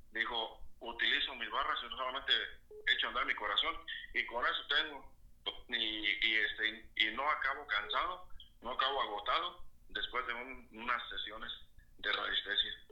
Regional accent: Mexico

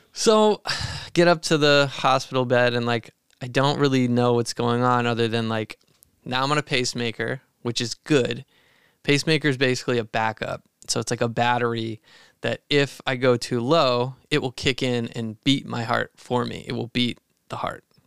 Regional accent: Maine, United States; growing up in Maine, we'd run through the woods, tall grass

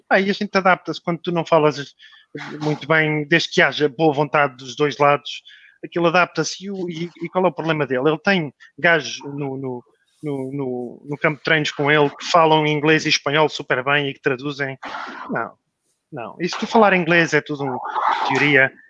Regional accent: Portugal; moved away; also born or lived in England; eu também saí de Portugal em 2012, acho eu, para ir para a Inglaterra e o meu inglês não era o que é agora.

